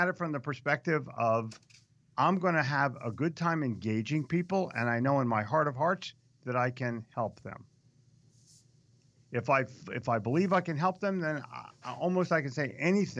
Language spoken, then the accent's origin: English; New Jersey, United States; I'm from Jersey. This is the only time this is going to happen.